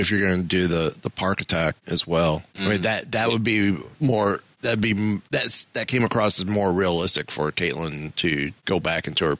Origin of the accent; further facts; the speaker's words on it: Wingo, Kentucky, United States; moved away as an adult; also born or lived in Mayfield, Kentucky / Shreveport-Bossier, Louisiana; now in Shreveport, United States; I was born in Western Kentucky. Small little town called Mayfield.